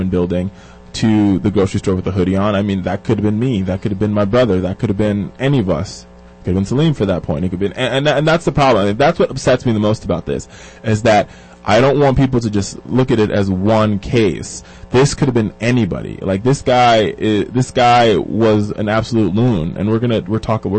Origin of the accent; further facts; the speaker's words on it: Florida, United States; now in Virginia, United States; I'm from Florida